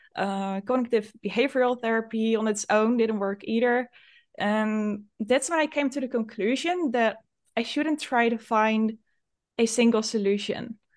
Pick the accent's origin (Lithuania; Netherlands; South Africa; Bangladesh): Netherlands; I'm from the Netherlands